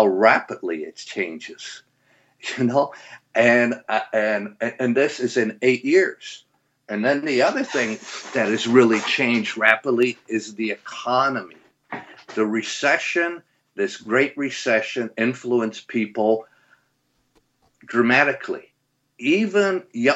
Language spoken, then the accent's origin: English; Canada; moved away as an adult; And I came from Canada. I grew up in Canada